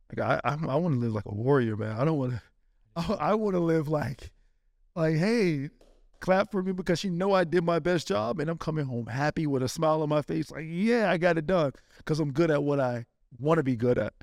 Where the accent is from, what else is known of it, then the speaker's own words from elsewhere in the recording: Florida, United States; also born or lived in Spain; I'm from Florida